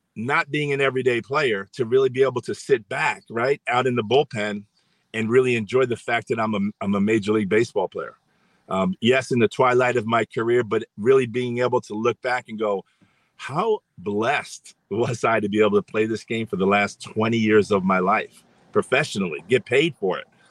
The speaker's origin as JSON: {"language": "English", "town": "New York City", "region": "New York", "country": "United States", "tie": "born or raised there", "said": "I grew up in New York City"}